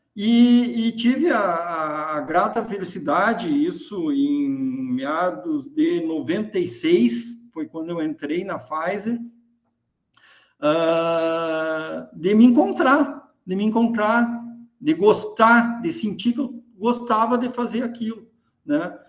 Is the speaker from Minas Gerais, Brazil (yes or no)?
no; Caçapava do Sul, Rio Grande do Sul, Brazil; also born or lived in Santa Maria; sou natural de Caçapava do Sul